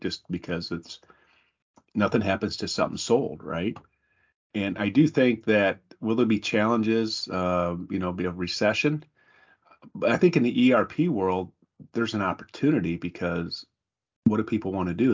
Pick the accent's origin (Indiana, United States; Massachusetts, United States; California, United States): Indiana, United States; South Bend; growing up in South Bend and being in that place before